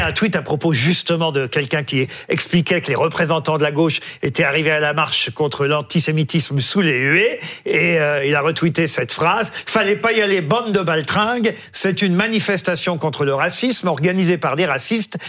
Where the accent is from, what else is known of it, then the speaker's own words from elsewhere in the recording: France; chez nous, en France